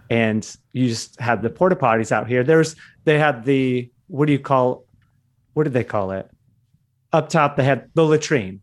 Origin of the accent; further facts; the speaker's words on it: Michigan, United States; I grew up in Michigan